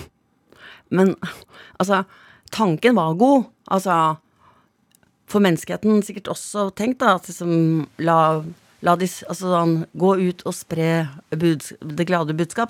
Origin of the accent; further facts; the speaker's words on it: Stavern, Vestfold, Norway; also born or lived in Andøya; Jeg vokste opp i Stavern sånn stort sett, da. Altså, ja. Vi hadde jo et opphold på tre år i, på, uh, på Andøya